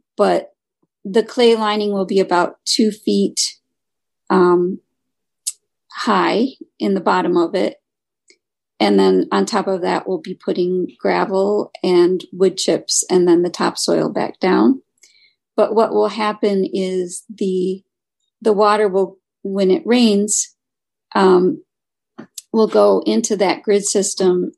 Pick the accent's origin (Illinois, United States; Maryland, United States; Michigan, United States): Michigan, United States; moved away; I'm originally from Michigan